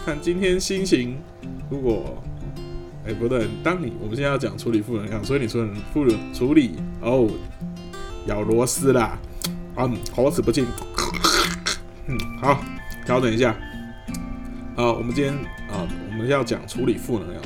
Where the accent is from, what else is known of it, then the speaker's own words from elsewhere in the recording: Taiwan; 身为一个台湾人